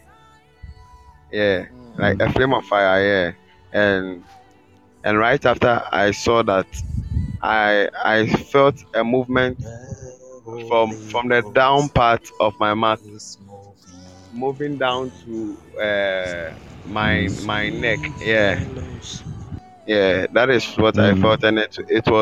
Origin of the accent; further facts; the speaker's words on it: Ghana; I'm someone from Ghana